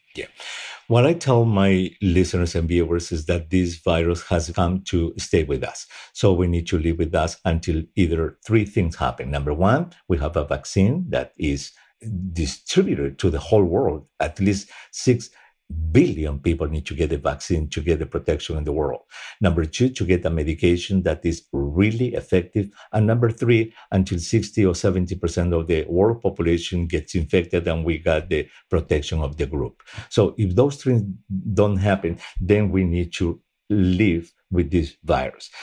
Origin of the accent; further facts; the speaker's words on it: Peru; moved away; Peru, at least, which is my home country